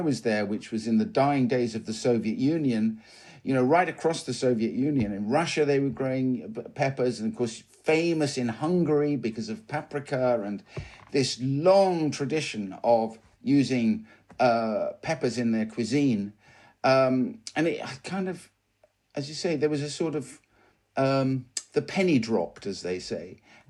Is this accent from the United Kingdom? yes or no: yes; South West England, United Kingdom; Well, first of all, you should know I'm a country boy. So I was born and raised in Devon